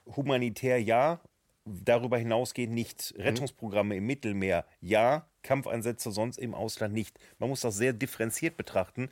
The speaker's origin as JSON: {"language": "German", "country": "Germany", "said": "ich bin deutscher Politiker"}